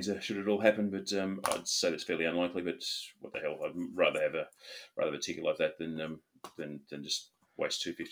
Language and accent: English; Australia; I grew up in Australia